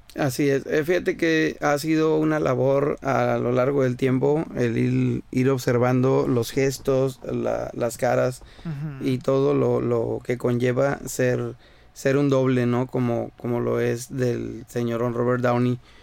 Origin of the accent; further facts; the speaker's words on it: Caborca, Sonora, Mexico; now in Ensenada, Mexico; soy nacido en Sonora, en la ciudad de Caborca, Sonora. Actualmente radico en Ensenada, California.